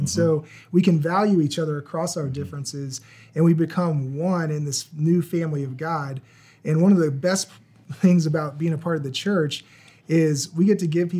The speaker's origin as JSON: {"language": "English", "region": "Virginia", "country": "United States", "tie": "born or raised there", "said": "I grew up in Virginia"}